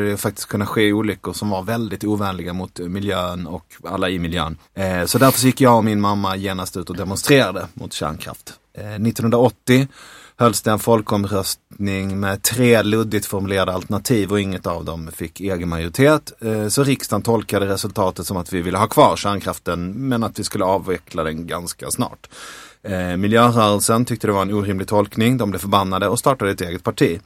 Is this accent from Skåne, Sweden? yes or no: yes; Skåne, Sweden; Vi är båda från Skåne